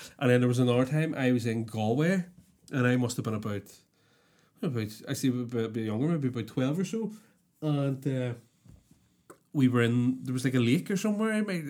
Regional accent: Belfast, Northern Ireland, United Kingdom; I can't help where I'm from. Do you know what I mean? I was born here and I was raised here.

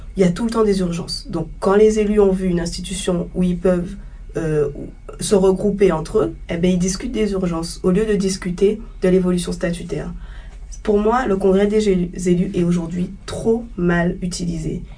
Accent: Le Gosier, Guadeloupe; je suis guadeloupéenne, je viens du Gosier

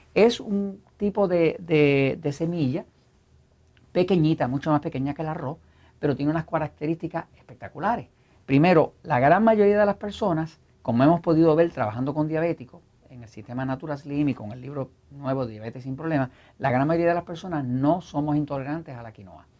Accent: Puerto Rico; como buen puertorriqueño

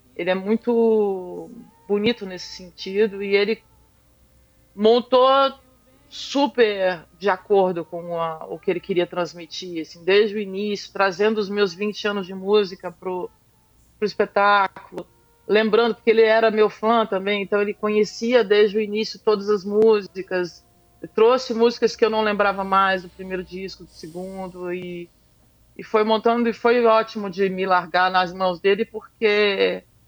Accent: Araguaia River, Mato Grosso, Brazil; eu sou mato-grossense, sou do Rio Araguaia.

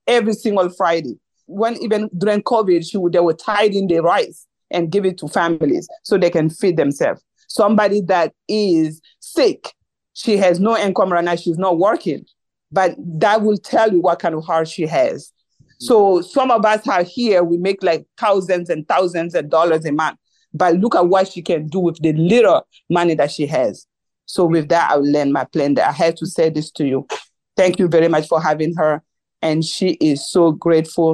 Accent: Mali; now in United States; I'm originally from Mali, even though we are all Africans

